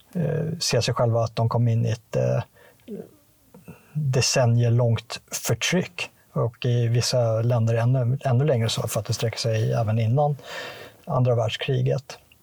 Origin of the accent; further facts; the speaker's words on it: Sweden; som, som svensk